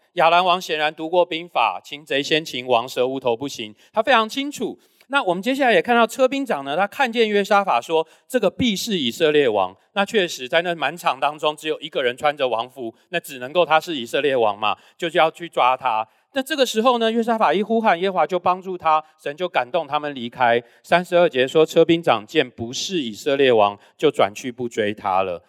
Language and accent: Chinese; Taiwan; 刚刚有介绍我是在台湾出生，那我小时候都是在台湾长大